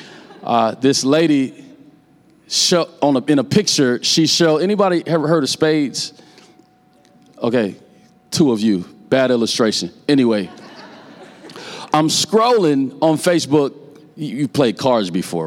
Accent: Omaha, Nebraska, United States; I'm from North Omaha, Nebraska

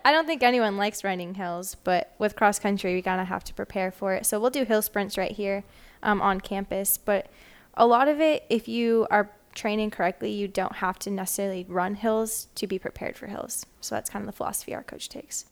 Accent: Wisconsin, United States; moved away as an adult; also born or lived in Michigan; now in Little Rock, United States; I am originally from Wisconsin

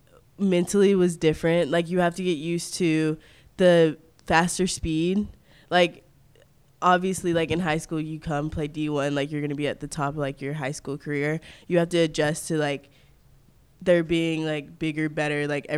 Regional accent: New Bern, North Carolina, United States; born there; also born or lived in Mississippi / Florida; now in Germantown, United States; Well, I was born in New Bern, North Carolina, which is a couple of hours from Raleigh. And then I moved to Starkville, Mississippi for about 5 years. And then I moved to Pensacola, Florida.

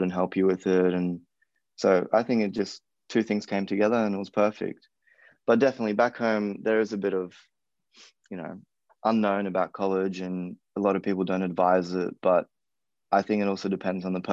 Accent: Gold Coast, Queensland, Australia; moved away as an adult; now in United States

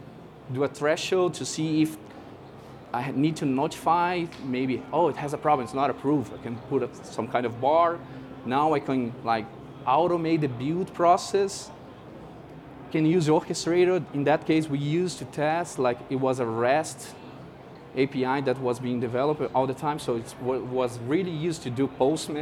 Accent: Brazil; I'm from Brazil.

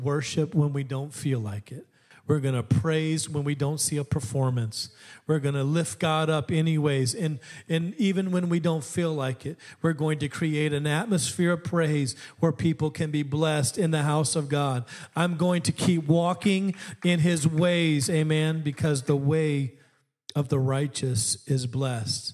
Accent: Alaska, United States; I grew up in Alaska

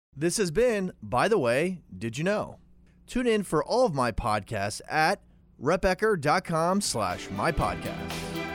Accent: Jefferson, Pennsylvania, United States; I grew up in Southern New York County, grew up in Jefferson

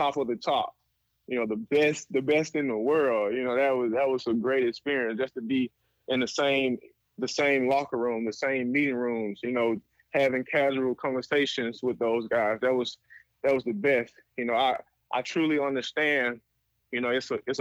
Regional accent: Birmingham, Alabama, United States; moved away as an adult; also born or lived in Canada; I'm a kid from Birmingham

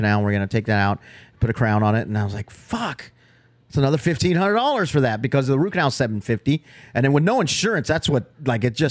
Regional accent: Immokalee, Florida, United States; growing up in Immokalee

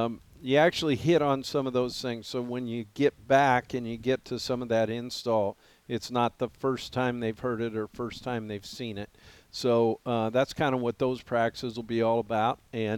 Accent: an hour from Quinn's Hot Springs, Montana, United States; moved away; it derails an hour from my hometown and an hour from my lake cabin. It's about right there in the middle, right by Quinn Hot Springs.

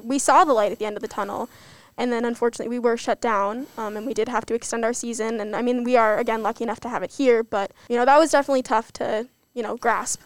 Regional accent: Connecticut, United States; moved away; I'm from Connecticut

